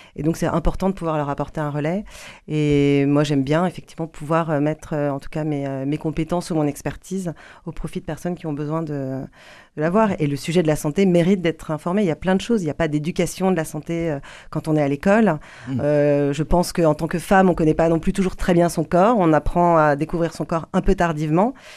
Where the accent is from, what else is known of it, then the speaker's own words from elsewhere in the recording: Paris, Île-de-France, France; moved away as an adult; now in Toulouse, France; j'ai quitté Paris je suis parisienne